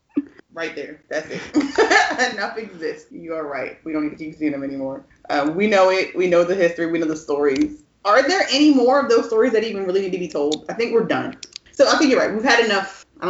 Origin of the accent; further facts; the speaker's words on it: Northeast, United States; moved away; also born or lived in Texas; being from the Northeast, where I feel like we easily get used to the thought of, we grew up in the North in a free state.